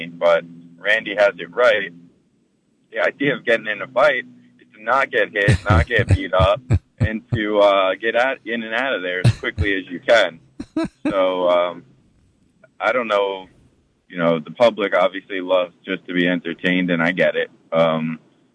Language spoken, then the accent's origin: English; Islip, New York, United States; also born or lived in Rockville Centre, New York; I grew up in Islip in Suffolk County, New York.